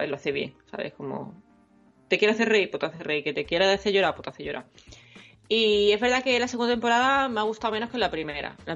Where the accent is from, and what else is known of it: Andalusia, Spain; accent: Andalusian